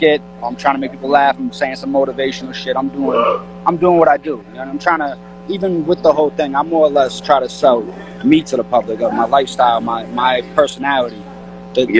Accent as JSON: {"language": "English", "town": "Boston", "region": "Massachusetts", "country": "United States", "moved": "as an adult", "lives_now": "New York, United States", "said": "I'm from Boston, you know, and, It's a lot to it, you know what I mean? I came out here last year"}